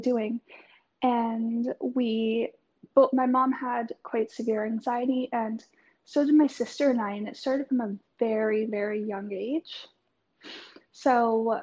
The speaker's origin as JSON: {"language": "English", "country": "Canada", "moved": "yes", "lives_now": "Melbourne, Australia", "said": "I'm currently living in Melbourne, but I'm from Canada."}